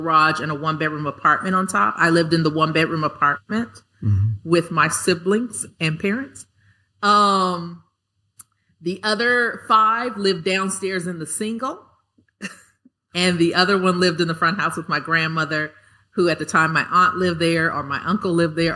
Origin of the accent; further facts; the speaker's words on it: Los Angeles, California, United States; I grew up in South Central, South Los Angeles